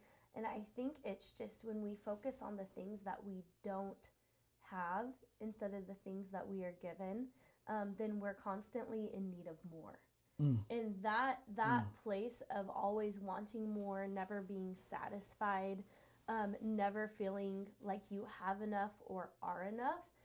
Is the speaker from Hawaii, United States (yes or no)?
no; California, United States; moved away as an adult; now in Washington, United States; I'm originally from California, so I moved here 7-ish years ago, and now I'm a Washingtonian